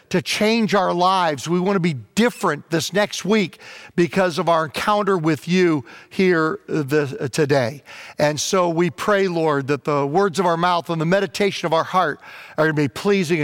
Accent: Southern Virginia, United States; when I was a kid, growing up in Virginia at our Presbyterian church that I went to there in Southern Virginia

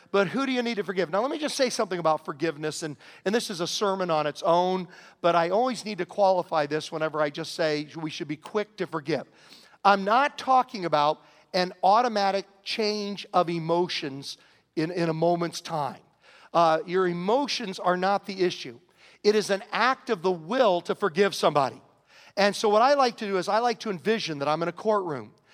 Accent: Southern Virginia, United States; growing up in Southern Virginia

